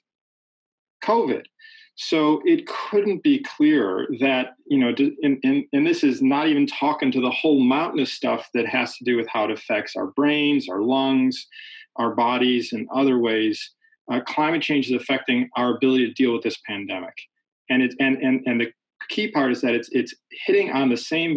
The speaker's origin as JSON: {"language": "English", "town": "Chicago", "region": "Illinois", "country": "United States", "tie": "born or raised there", "said": "Chicago's my hometown"}